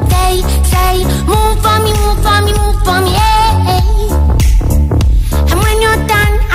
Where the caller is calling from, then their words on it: Balearic Islands, Spain; desde Mallorca